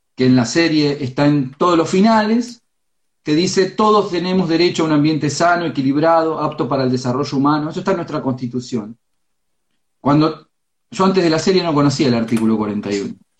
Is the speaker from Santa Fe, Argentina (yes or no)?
no; Florentino Ameghino, Buenos Aires Province, Argentina; yo soy del pueblo de Ameguino, yo me crié en el campo